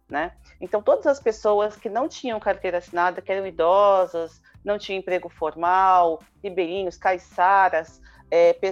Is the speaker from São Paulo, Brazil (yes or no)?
yes; São Paulo, Brazil; presidente da Associação Artemis e membro do mandato coletivo da bancada ativista, sou de São Paulo